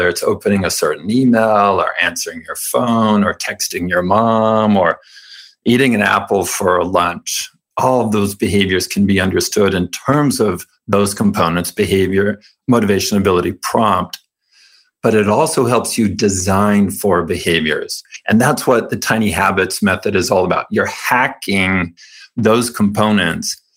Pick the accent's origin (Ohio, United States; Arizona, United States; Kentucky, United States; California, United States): California, United States; I was raised Mormon in California